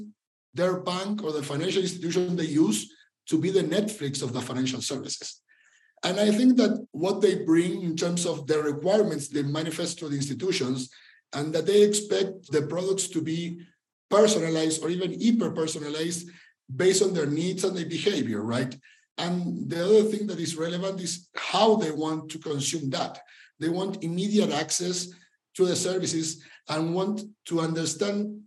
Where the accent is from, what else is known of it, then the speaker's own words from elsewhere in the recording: Argentina; moved away as an adult; now in Mexico; I'm from Argentina originally, but I've been living in Mexico since 2011